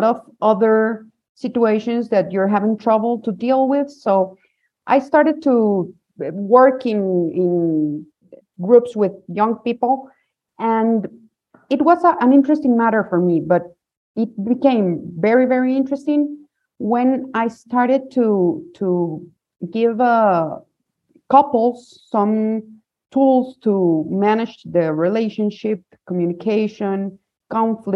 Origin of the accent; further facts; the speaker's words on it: Guatemala; I'm from Guatemala. I grew up here